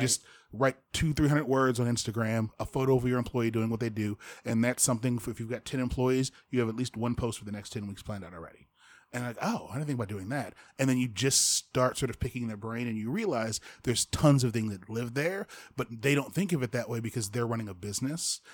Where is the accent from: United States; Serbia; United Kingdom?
United States; Fort Wayne, Indiana; moved away; Fort Wayne, I love my hometown